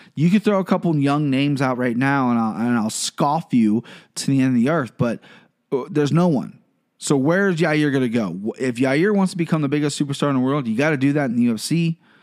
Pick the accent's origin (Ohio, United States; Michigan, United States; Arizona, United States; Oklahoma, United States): Ohio, United States; I'm from Ohio, live in Cincinnati